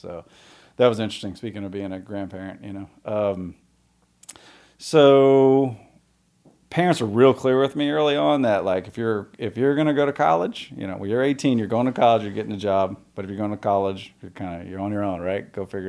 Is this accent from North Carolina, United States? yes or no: no; New Orleans, Louisiana, United States; born there; So, I was born in New Orleans, moved around a bunch.